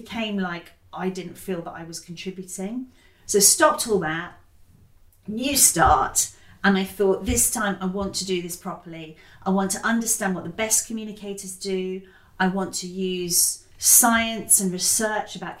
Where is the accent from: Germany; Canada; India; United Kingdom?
United Kingdom; Totnes, South West England; I grew up partly in Totnes in Devon, which is like deeply ecological